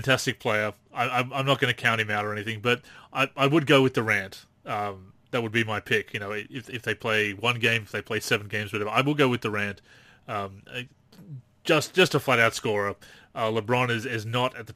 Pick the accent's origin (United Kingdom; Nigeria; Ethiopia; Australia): Australia; Newcastle, New South Wales; my hometown of Newcastle.